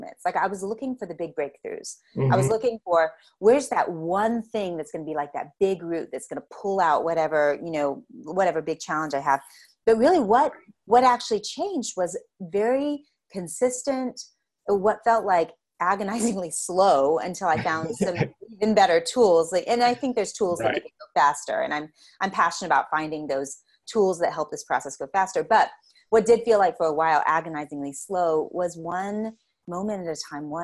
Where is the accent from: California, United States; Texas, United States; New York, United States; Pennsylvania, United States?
Texas, United States; Lubbock; here in West Texas, you know, in my hometown in Lubbock